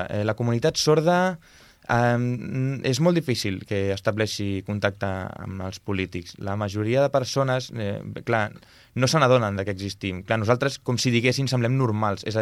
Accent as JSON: {"language": "Catalan", "town": "Sort", "region": "Catalonia", "country": "Spain", "tie": "born there", "first_language": "sign language", "second_language": "Catalan", "said": "jo vaig néixer a Sort, com has comentat"}